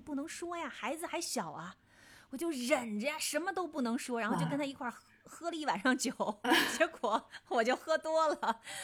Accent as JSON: {"language": "Chinese", "country": "China", "said": "我们中国人看来"}